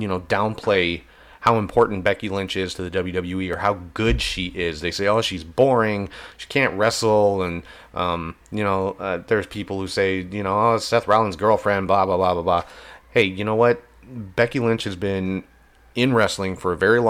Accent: Ireland; I'm Irish too

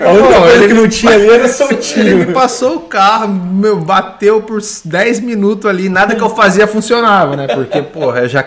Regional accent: Botucatu, São Paulo, Brazil; moved away; also born or lived in Santos / Londrina; Eu sou de Botucatu, eu sou nascido em Santos, mas fui criado em Botucatu, é interior de São Paulo.

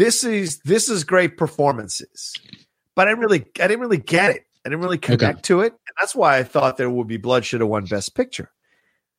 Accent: Southern Virginia, United States; those are guys I knew growing up in Southern Virginia

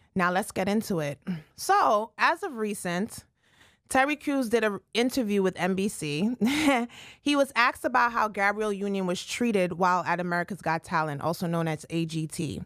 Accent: Jamaica; I'm Jamaican

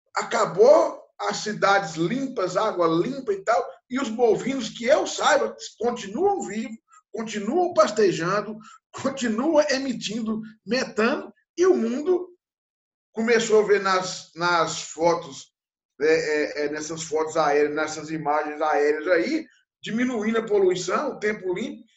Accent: interior of Minas Gerais, Brazil; eu, que sou do interior de Minas Gerais, numa região muito pobre, que nasci na década de 60

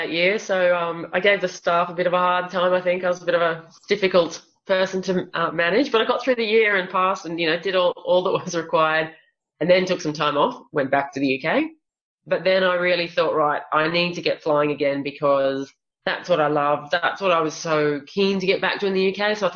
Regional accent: Australia; he made a comment about me being Australian and what was I doing there, pretty much.

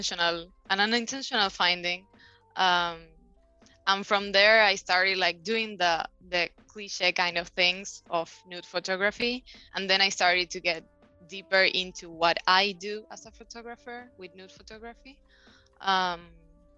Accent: Buenos Aires, Argentina; I was born and raised in Argentina, Buenos Aires.

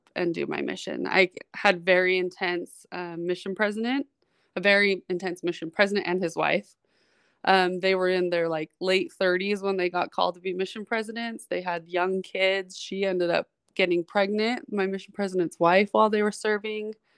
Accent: Utah, United States; also born or lived in New York City / Florida; was actually born and spent my childhood in New York City till I was about eight or nine years old, and we moved back here to Utah, um, where my parents were from. So, I'm, I'm a New York baby with raised in Utah

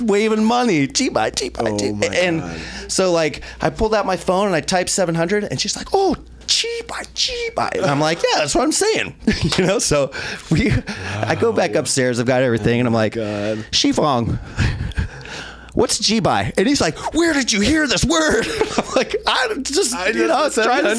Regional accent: Idaho, United States; moved away as an adult; also born or lived in Salt Lake City, Utah / Portland, Oregon / Raleigh, North Carolina / Taiwan; I was born in Salt Lake City, Utah, raised in Idaho, jumped to Portland

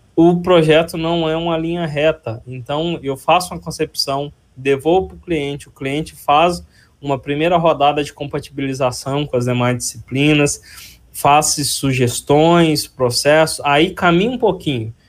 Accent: Ipatinga, Minas Gerais, Brazil; accent: mineiro; moved away as an adult; now in Campinas, Brazil; eu nasci na região de Ipatinga, em Minas Gerais, e vim para Campinas em 2004

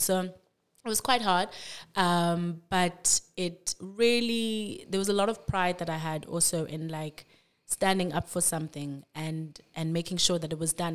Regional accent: Cape Town, Western Cape, South Africa; also born or lived in Grahamstown; born and bred in Cape Town. I've been here all my life.

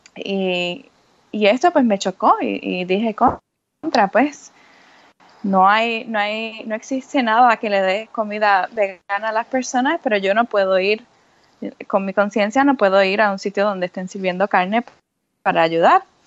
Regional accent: Puerto Rico; now in New York, United States; yo vivo eh, mayormente en Nueva York, eh, pero yo soy de Puerto Rico

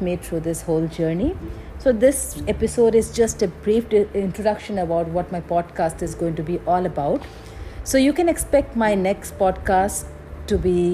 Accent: Guwahati, Assam, India; moved away as an adult; also born or lived in Nagaland; now in Delhi, India; I am a child of Assam. My hometown is Guwahati, Assam, but I currently live in Delhi.

